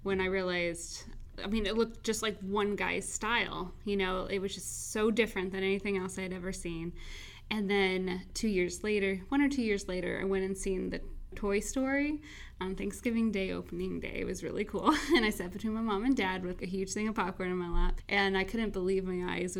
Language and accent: English; Hardin County, Southern Illinois, United States; moved away as an adult; now in Burbank, United States; I am from Southern Illinois, where the towns are so small, they call them by the county name